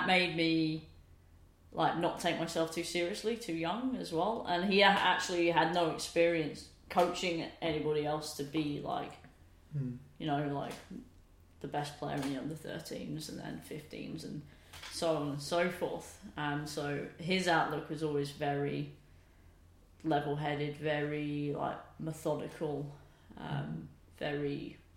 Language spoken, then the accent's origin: English; Bedfordshire, East of England, United Kingdom; I was the only junior that he coached growing up in Bedfordshire